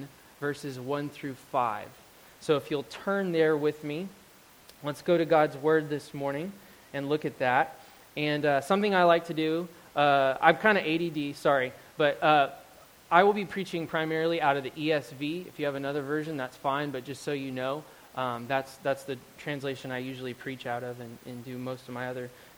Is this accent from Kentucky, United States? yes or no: no; Euless, Texas, United States; moved away as an adult; now in Oregon, United States; I grew up in Euless, Texas